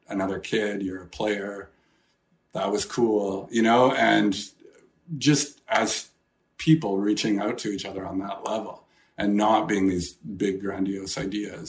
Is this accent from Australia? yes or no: no; Edmonton, Alberta, Canada; growing up in Edmonton, which had a small community